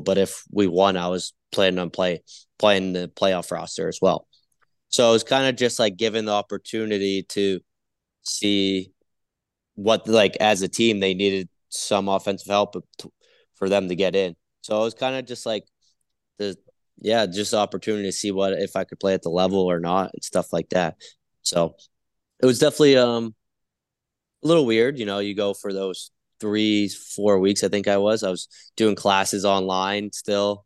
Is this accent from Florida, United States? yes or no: no; Biddeford, Maine, United States; moved away; I went to the University of New England. It's in my hometown, so it's five minutes away from my, uh, from my house with my parents